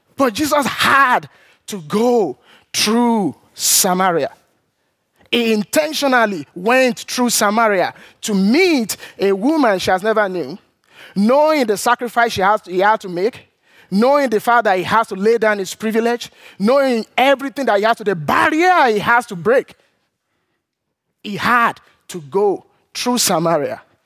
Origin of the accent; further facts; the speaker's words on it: Nigeria; moved away; growing up in Nigeria